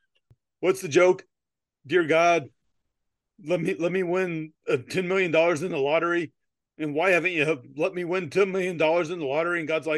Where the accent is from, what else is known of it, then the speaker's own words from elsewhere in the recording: United States; I'm American